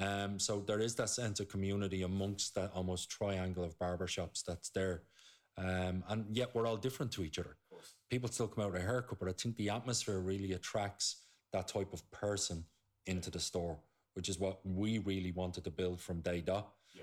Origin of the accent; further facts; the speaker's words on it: Coolock, Leinster, Ireland; I'm from Coolock, Costa del Coolock.